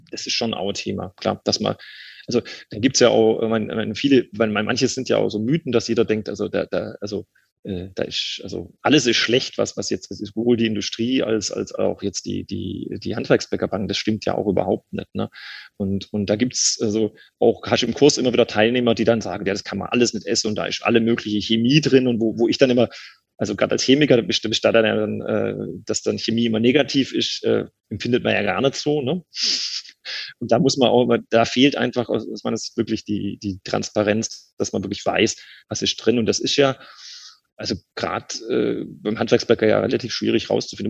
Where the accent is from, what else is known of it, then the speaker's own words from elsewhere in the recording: Swabia, Baden-Württemberg, Germany; accent: Swabian; now in Cologne, Germany; als Schwabe